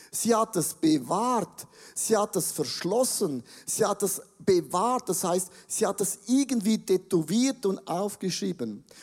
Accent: Switzerland; Ja, ich bin auch ein Schweizer.

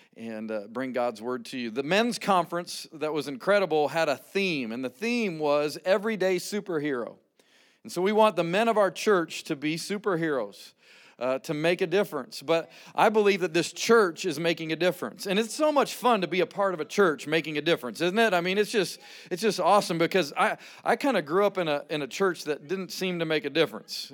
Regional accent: Rocky Mountains of Colorado, United States; moved away as an adult; originally born and raised in the Rocky Mountains of Colorado

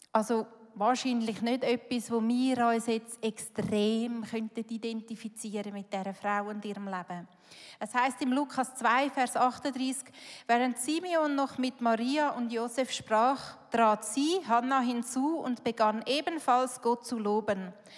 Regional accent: Switzerland; Schweiz, das sind wir

